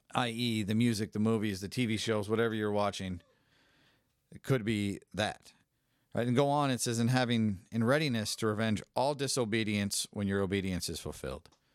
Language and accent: English; San Francisco, California, United States; I'm from San Francisco